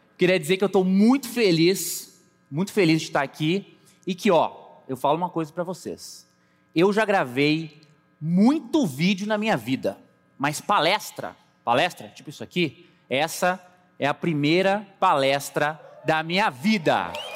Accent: Pelotas, Rio Grande do Sul, Brazil; moved away; also born or lived in Londrina, Paraná; Sim, eu sou pelotense, nasci no Rio Grande do Sul.

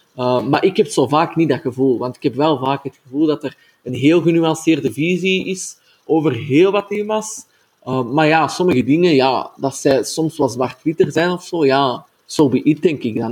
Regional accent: Antwerp, Flanders, Belgium; ik kom zelf ook uit Antwerpen

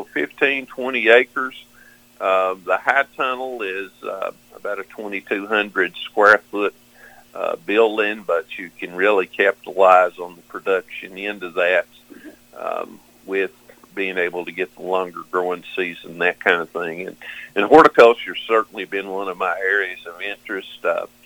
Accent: Knox County, southeastern Kentucky, United States; I am from Knox County, down in the corner of southeastern Kentucky

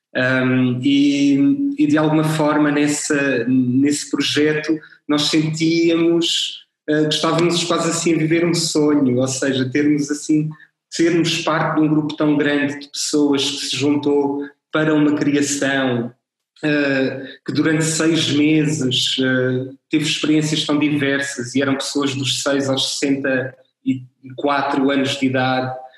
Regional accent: Castelo Branco, Centro, Portugal; also born or lived in Lisbon; eu sou de Castelo Branco, ou seja, eu, eu conheci, conheço o meio, conheço a cidade, uh, saí para Lisboa e depois tive necessidade de voltar.

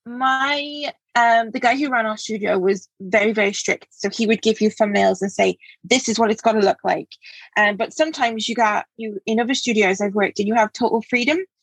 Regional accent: England, United Kingdom; moved away as an adult; also born or lived in Cambridge; now in Wales, United Kingdom; which is where I live now. I'm from England originally

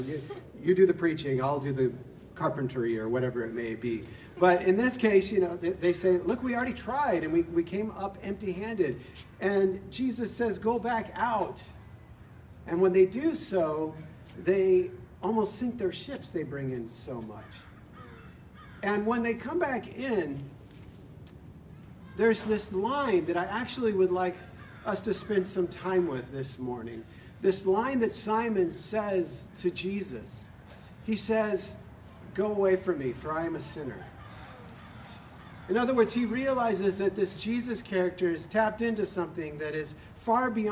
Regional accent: San Diego, California, United States; moved away as an adult; now back home in San Diego, which is my hometown

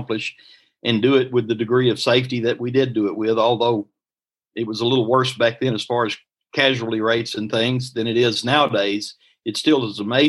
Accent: Jonesboro, Arkansas, United States; I said, "Jonesboro, Arkansas."

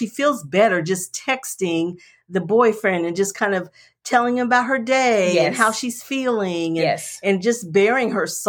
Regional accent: Ohio, United States; I grew up in Ohio

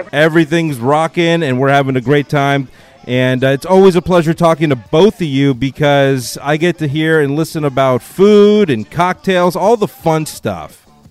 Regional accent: San Diego, California, United States; also born or lived in Thailand / Hawaii; moved back to San Diego to my hometown

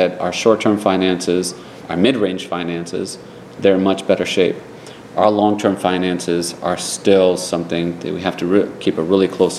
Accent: Providence, Rhode Island, United States; When I was growing up in Providence, our city wasn't known for being a safe city

